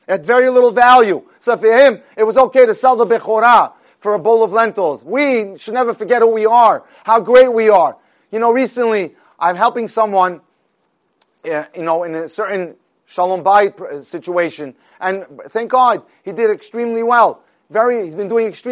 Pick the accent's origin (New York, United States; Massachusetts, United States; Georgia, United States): New York, United States; the New York Yankees, which is a famous baseball team, actually my hometown